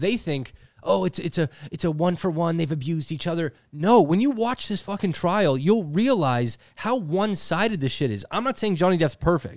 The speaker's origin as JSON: {"language": "English", "country": "Canada", "said": "as a Canadian TikToker"}